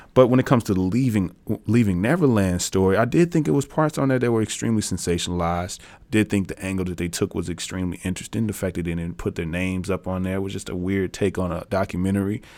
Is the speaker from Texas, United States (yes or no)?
no; Tennessee, United States; I'm from Tennessee